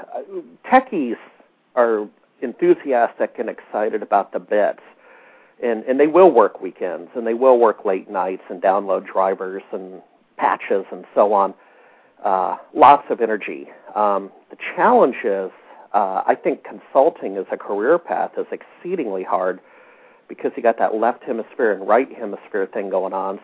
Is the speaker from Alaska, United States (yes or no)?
yes; Alaska, United States; moved away as an adult; also born or lived in Seattle; I grew up in Alaska